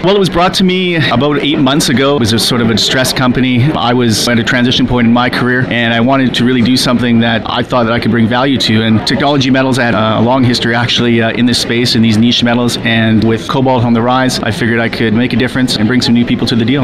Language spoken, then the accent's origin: English; Canada; for being Canadian